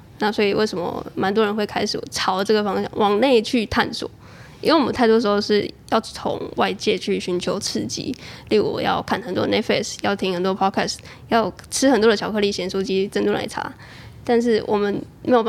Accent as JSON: {"language": "Chinese", "region": "Chiayi", "country": "Taiwan", "also_born_or_lived": "Taichung / Taipei", "moved": "as an adult", "said": "我是嘉义人"}